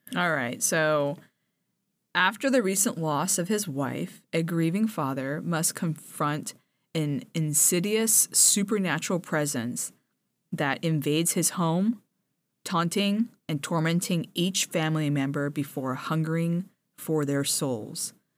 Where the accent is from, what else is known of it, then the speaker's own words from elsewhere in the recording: Japan; moved away; I grew up in Japan